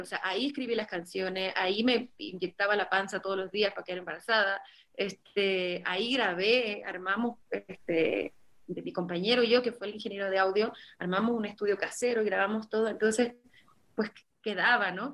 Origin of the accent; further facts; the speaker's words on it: Mexico City, Mexico; moved away as an adult; now in Tepoztlán, Mexico; soy chilanga, ¿eh? sigo siendo chilanga.